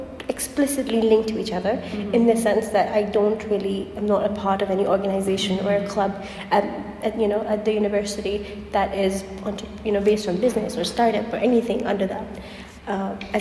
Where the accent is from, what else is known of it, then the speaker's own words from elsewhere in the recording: Pakistan; moved away as an adult; now in Turkey; I'm from Pakistan